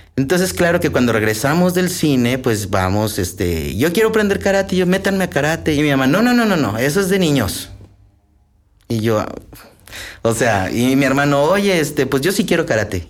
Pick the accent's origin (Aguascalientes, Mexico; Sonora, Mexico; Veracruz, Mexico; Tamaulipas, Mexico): Aguascalientes, Mexico; yo soy originario de Aguascalientes, allá nací